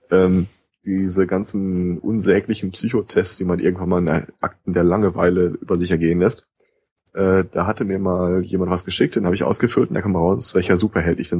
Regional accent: United States; warum ich als Amerikaner die Polizei anrufen würde, ganz ehrlich, werden immer geringer.

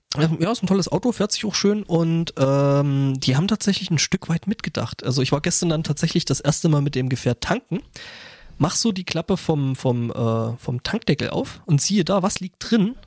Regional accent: Germany; bei uns in Deutschland

